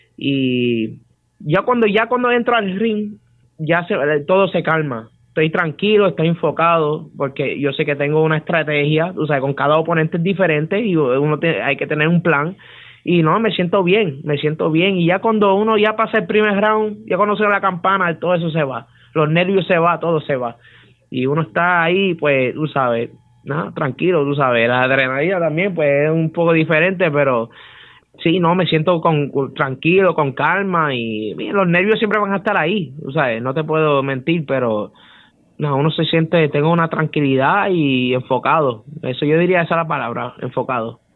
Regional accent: Utuado, Puerto Rico; te estoy representando a Utuado, que soy de Utuado

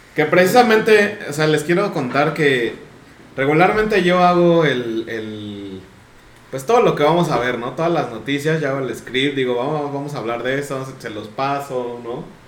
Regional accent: Mexico; nosotros somos de México

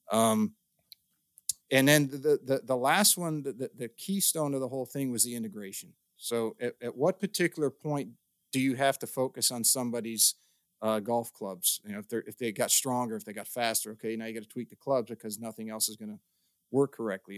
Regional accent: Midwest, United States; growing up in the Midwest

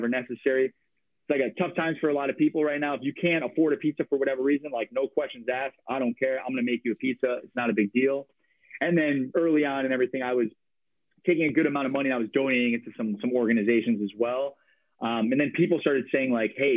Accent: Chicago, Illinois, United States; moved away as an adult; also born or lived in Milwaukee, Wisconsin; now in Portland, United States; I'm from Chicago

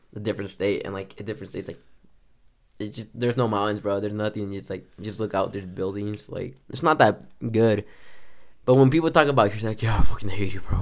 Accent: Texas, United States; now in Colorado, United States; I grew up in Texas

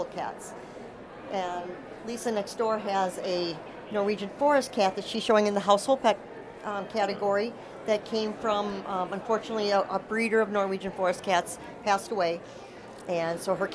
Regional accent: Wisconsin, United States; I am from Wisconsin.

